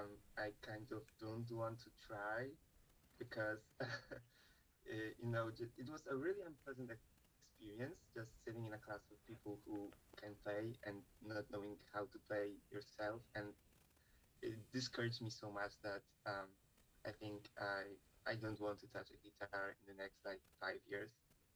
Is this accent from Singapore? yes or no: no; Poland; first language Polish; English is a second language; Like, I know English and I know Polish because it's my mother language.